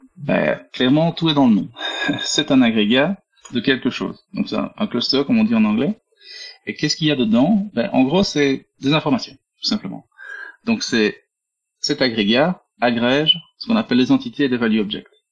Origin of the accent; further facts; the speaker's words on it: Belgium; accent: Belgian; je suis belge, hein. vous entendez dans l'accent.